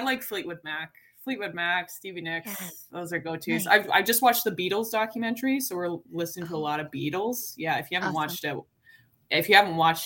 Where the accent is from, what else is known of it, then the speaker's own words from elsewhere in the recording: Calgary, Alberta, Canada; moved away as an adult; now in Toronto, Canada; I grew up in Calgary